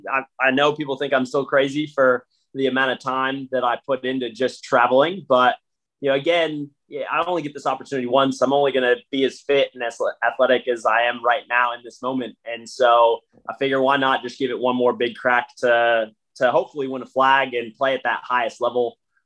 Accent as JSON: {"language": "English", "country": "United States", "lives_now": "Australia", "said": "not even just as American playing footy in Australia"}